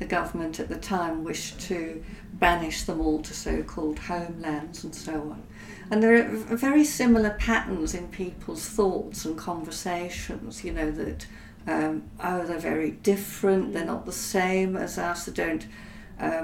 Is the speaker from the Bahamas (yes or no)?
no; South Africa; I grew up in South Africa during the apartheid era